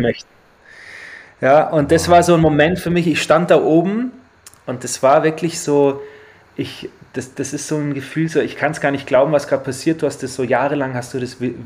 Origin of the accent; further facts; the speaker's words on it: Rosenheim, Bavaria, Germany; also born or lived in Australia; wir sind in Rosenheim geboren